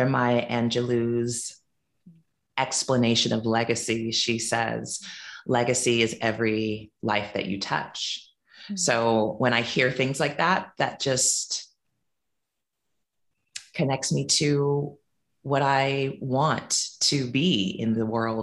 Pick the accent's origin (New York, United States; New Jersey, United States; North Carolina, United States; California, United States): California, United States; Silicon Valley; moved away as an adult; also born or lived in New Orleans, Louisiana; now in Montego Bay, Jamaica; was raised in predominantly white spaces in what is now the Silicon Valley in California, and went to Christian private schools, which were white, the majority of my childhood